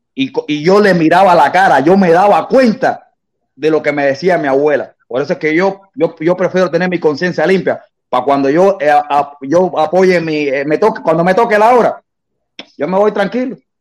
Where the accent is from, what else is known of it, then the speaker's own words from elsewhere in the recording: Cuba; moved away; yo sí salí de Cuba